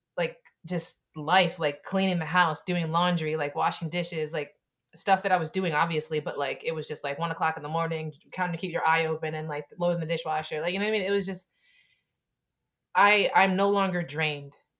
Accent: Camden, New Jersey, United States; I'm from Camden, right? I'm from a poor family

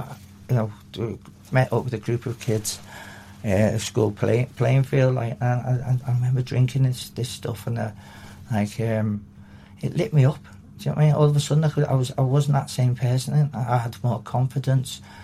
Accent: Liverpool, North West England, United Kingdom; I was born in Liverpool, in um, around this area

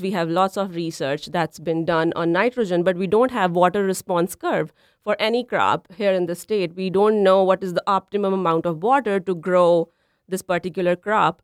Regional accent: Punjab, India; moved away as an adult; also born or lived in Nebraska, United States; now in Minnesota, United States; So I am originally from India. Uh, my hometown is in Punjab. It's a northern state in India.

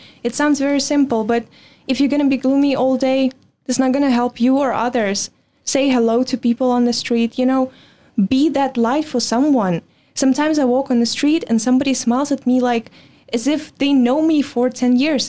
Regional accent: Belarus; English is a second language; moved away as an adult; now in Netherlands; I was born in Belarus

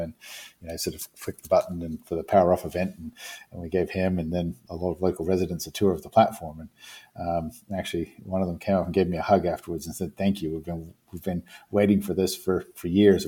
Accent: New Zealand; moved away; I come from New Zealand originally. I come from an island community

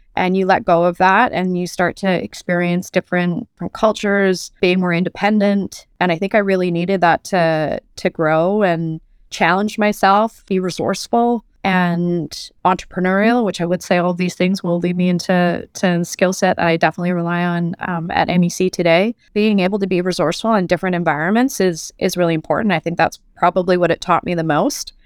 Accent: Vancouver, British Columbia, Canada; moved away as an adult; also born or lived in United Kingdom / France; I'm Canadian born and raised in Vancouver, although I lived abroad for, for years.

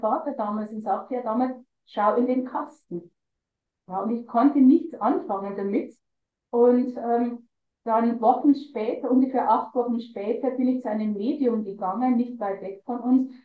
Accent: Lower Bavaria, Germany; ich war schon wirklich gut in der Kunstszene bei uns in Niederbayern dabei

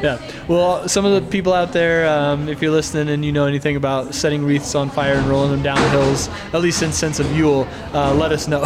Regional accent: Oklahoma, United States; moved away; I'm from Oklahoma

